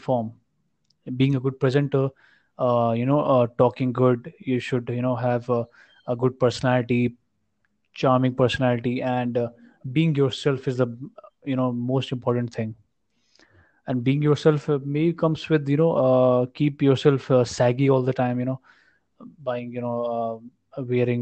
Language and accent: English; India; we as an Indian nation